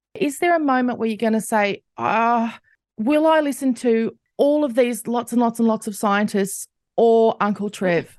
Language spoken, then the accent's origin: English; Australia; as an Australian